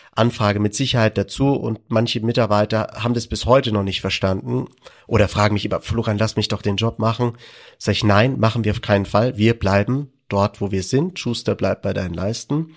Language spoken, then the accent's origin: German; Landsberg am Lech, Bavaria, Germany; Ich bin geboren in Landsberg am Lech und bin äh, in als Restaurant oder Gastronomiekind aufgewachsen